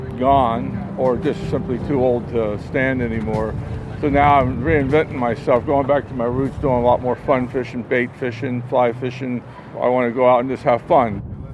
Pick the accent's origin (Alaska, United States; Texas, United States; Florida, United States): Florida, United States; Islamorada; Growing up in Alamorada and going out into the bay fishing my whole life